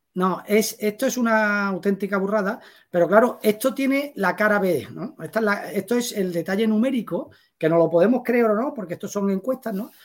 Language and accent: Spanish; Seville, Andalusia, Spain; yo soy un sevillano con cinco hijos, 53 años, tres perros